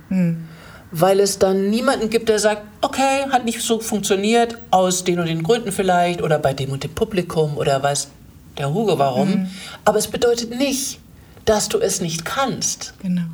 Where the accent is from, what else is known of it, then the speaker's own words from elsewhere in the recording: Germany; ich äh, bin als Deutsche